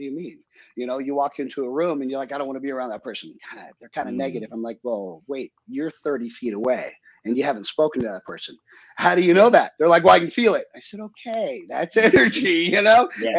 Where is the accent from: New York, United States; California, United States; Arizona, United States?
Arizona, United States; Phoenix; also born or lived in Maui, Hawaii; now in Utah, United States; I grew up in Phoenix, but I traveled extensively and actually ended up in Hawaii